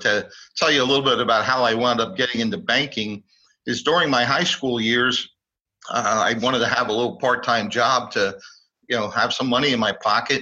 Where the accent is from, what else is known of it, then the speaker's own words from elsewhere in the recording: Philadelphia, Pennsylvania, United States; also born or lived in Garnet Valley, Pennsylvania; I was born in Philadelphia many, many years ago. And actually lived within the city for most of my life